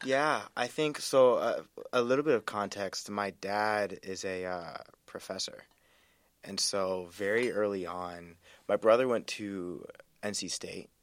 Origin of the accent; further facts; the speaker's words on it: North Carolina, United States; moved away as an adult; also born or lived in Wisconsin / Washington, D.C. / Vermont / Seattle; grew up in North Carolina